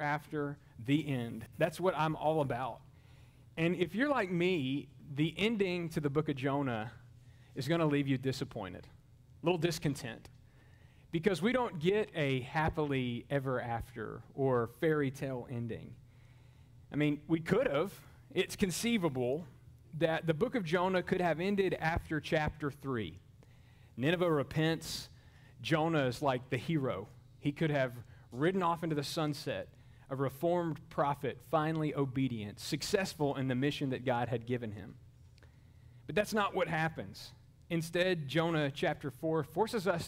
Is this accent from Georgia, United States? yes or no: no; Mobile, Alabama, United States; in downtown Mobile, Alabama, my hometown.